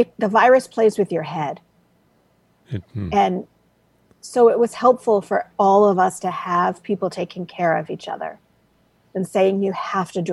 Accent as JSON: {"language": "English", "town": "Framingham", "region": "Massachusetts", "country": "United States", "tie": "born or raised there", "also_born_or_lived": "Detroit, Michigan", "said": "originally I was born in Detroit, but I grew up in Massachusetts in a town called Framingham, which is west of Boston."}